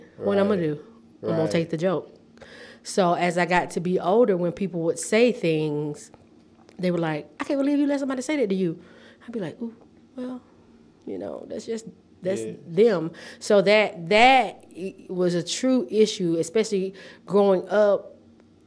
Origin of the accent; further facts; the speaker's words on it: Repton, Alabama, United States; moved away as an adult; also born or lived in Tennessee; now in Nashville, United States; I'm from a very small town. Nobody knows it, but it's Repton, Alabama, and it's in the county of Conecuh